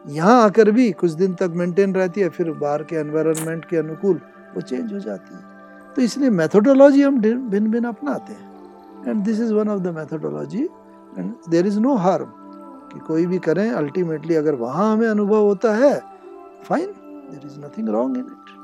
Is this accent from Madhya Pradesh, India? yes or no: no; Dehradun, Uttarakhand, India; मैं उधर देहरादून का निवासी हूँ